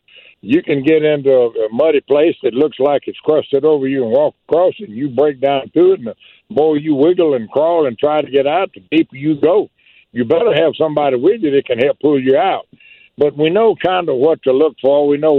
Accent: Chatham, Mississippi, United States; I was born and raised on the Mississippi River

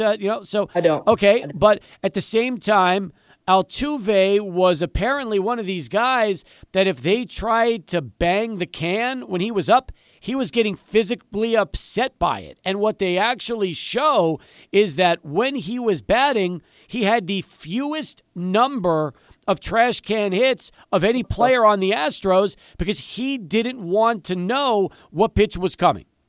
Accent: El Paso, Texas, United States; I grew up in El Paso, a UTEP fan

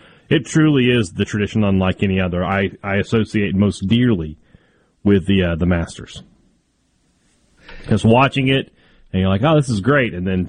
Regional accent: Vicksburg, Mississippi, United States; there used to be a candy store in my hometown of Vicksburg

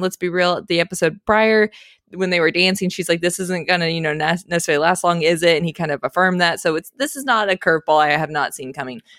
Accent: Phoenix, Arizona, United States; moved away; also born or lived in Texas; I grew up in Phoenix

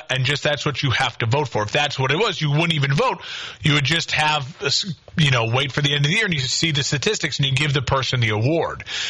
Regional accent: Crystal Lake, Illinois, United States; now in Quincy, United States; Crystal Lake, Illinois, getting a shout out, my hometown.

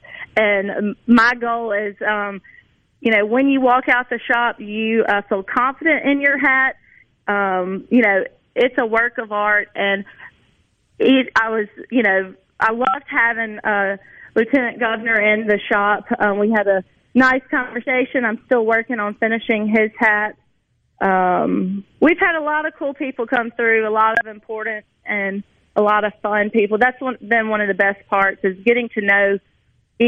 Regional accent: Crystal Springs, Mississippi, United States; moved away as an adult; also born or lived in Wyoming; I'm back in my hometown and back in Mississippi

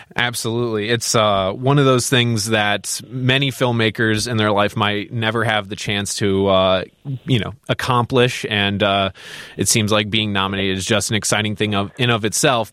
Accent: Crystal Lake, Illinois, United States; I'm from Crystal Lake, Illinois

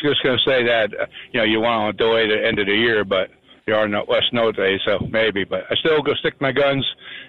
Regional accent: New Jersey, United States; I'm from North Jersey

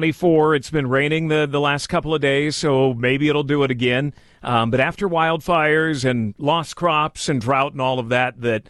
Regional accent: Santa Rosa, California, United States; moved away as an adult; we're going home to Santa Rosa

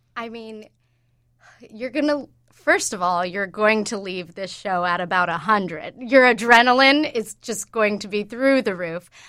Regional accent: Georgia, United States; moved away as an adult; also born or lived in New York; I grew up in Georgia mostly, and I went to Georgia State

